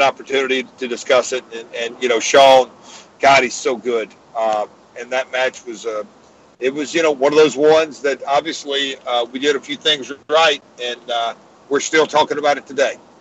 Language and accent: English; Nashville, Tennessee, United States; my hometown of Nashville.